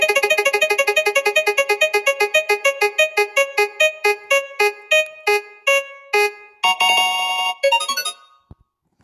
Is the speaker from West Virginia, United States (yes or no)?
yes; West Virginia, United States; I am your boy from the West Virginias